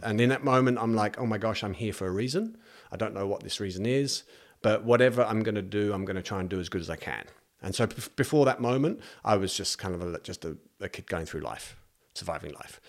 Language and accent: English; East of England, United Kingdom; now in New Zealand; I'm from just north of London, and mm. uh, so it's like a new town just north of London